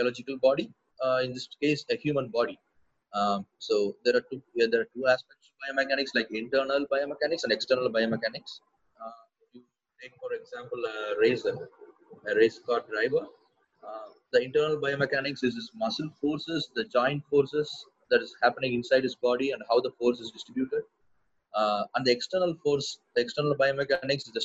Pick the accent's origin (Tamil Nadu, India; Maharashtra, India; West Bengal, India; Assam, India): Tamil Nadu, India; Coimbatore; my hometown is Coimbatore. It's a town, it's a small town in southern India.